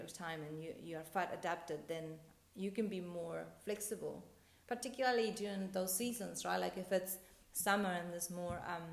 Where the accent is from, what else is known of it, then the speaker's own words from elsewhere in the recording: Argentina; I'm from Argentina